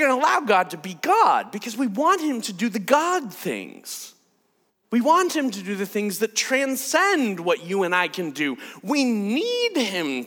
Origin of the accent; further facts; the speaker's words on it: United States; I'm an American